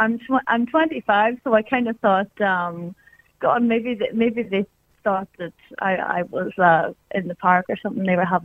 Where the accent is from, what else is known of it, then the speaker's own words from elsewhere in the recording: Donegal, Ulster, Ireland; now in Dublin, Ireland; I'm from Donegal.